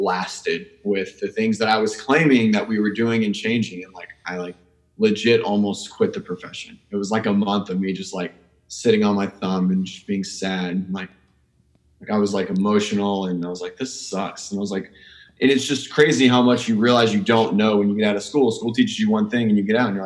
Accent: Pensacola, Florida, United States; also born or lived in Miami; I was from Pensacola. It's where I went to undergrad

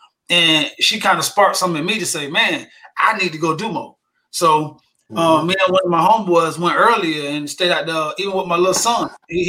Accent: Revere, Massachusetts, United States; And because I'm proud, because I'm from Revere.

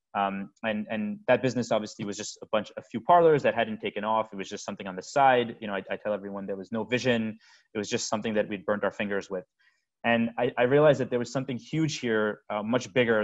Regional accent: United States; also born or lived in India; my my whole family, everyone's here. You know, we're we're we're, we're American

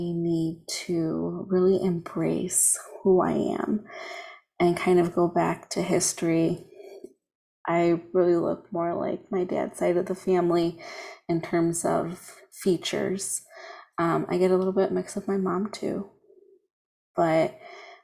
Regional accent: United States; my hometown. There's a 5K that goes on. It's called the Foxtrot because we're on the Fox River

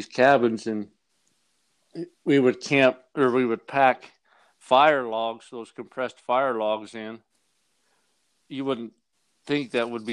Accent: St. George, Utah, United States; also born or lived in New Harmony, Utah; I grew up in an area of St. George there on the west side where there was a lot of stock around

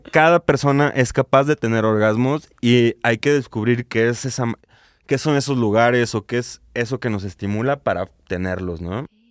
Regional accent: Guadalajara, Jalisco, Mexico; now in León, Mexico; yo yo vivo en León, pero soy de Guadalajara

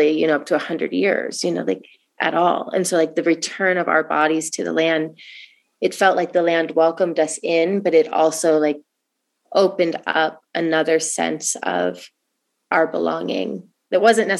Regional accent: Oregon, United States; moved away; I come from Oregon

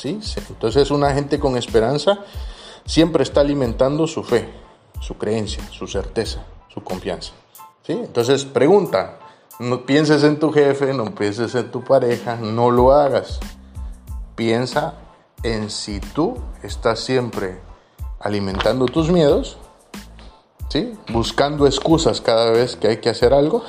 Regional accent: Guatemala; moved away as an adult; now in Tarragona, Spain; yo lo he visto en mi país y lo he visto no solo en Guatemala, sino que lo he visto en Guatemala

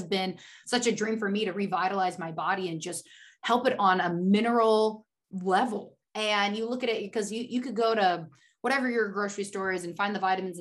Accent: Oregon, United States; moved away as an adult; also born or lived in Washington State; now in California, United States; I grew up in Oregon.

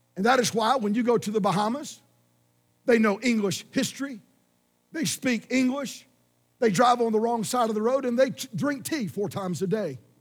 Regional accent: Georgia, United States; I'm from Georgia, which was a prisoner refugee colony.

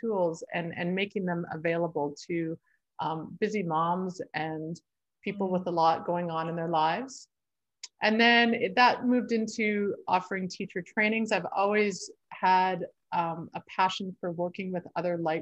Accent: Sherwood Park, Alberta, Canada; now in Fernie, Canada; I grew up in just outside of Edmonton, Alberta, in Sherwood Park, but I've lived in Fernie for the last 17 years.

